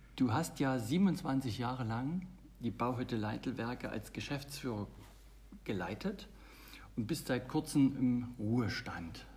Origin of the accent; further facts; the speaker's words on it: Germany; bei uns in Deutschland